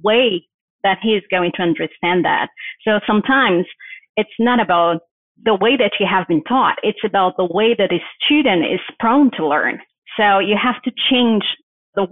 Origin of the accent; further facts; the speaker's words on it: Brazil; English is a second language; moved away as an adult; also born or lived in Brasília; now in United States; I am from Brazil